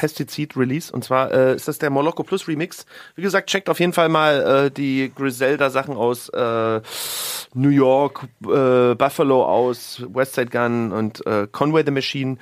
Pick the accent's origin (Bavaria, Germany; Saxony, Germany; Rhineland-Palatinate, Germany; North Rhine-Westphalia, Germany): Saxony, Germany; Leipzig; moved away; meine alte Heimat